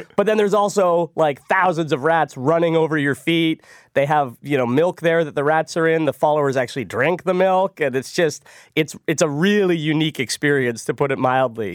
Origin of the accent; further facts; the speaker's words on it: Ottawa, Ontario, Canada; I grew up in Ottawa